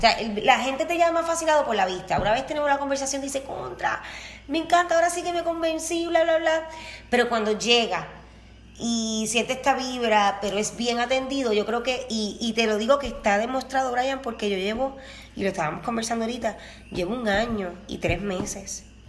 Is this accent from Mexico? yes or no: no; Utuado, Puerto Rico; Yo soy dutuado, del mejor pueblo